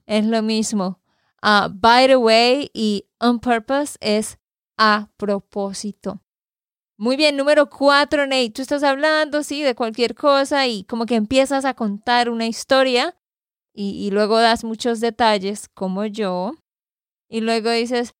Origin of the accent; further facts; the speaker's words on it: Santander, Colombia; de Santander, Colombia